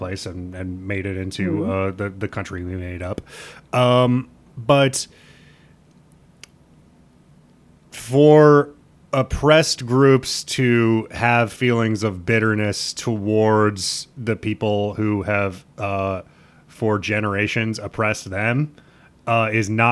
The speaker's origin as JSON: {"language": "English", "region": "Nebraska", "country": "United States", "tie": "born or raised there", "said": "growing up in Nebraska"}